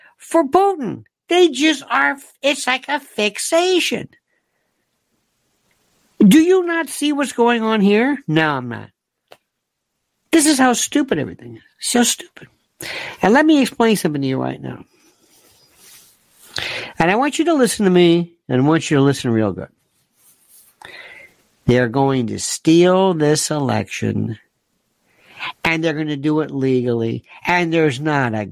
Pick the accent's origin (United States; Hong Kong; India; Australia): United States; I'm an American